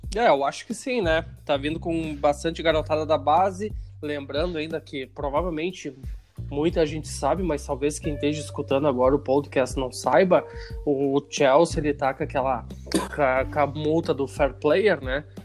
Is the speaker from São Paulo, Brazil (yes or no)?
no; Caxias do Sul, Rio Grande do Sul, Brazil; lá da minha cidade, Caxias do Sul